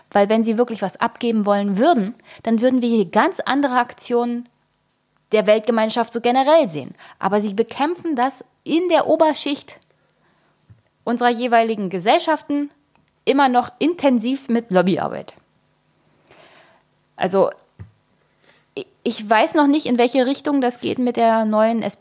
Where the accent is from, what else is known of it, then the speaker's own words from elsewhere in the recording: East Germany, Germany; also ich bin in der DDR geboren.